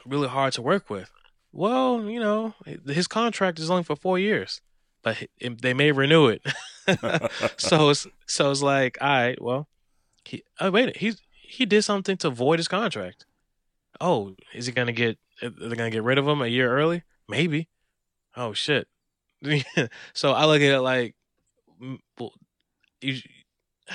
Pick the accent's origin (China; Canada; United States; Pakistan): United States; me as just an American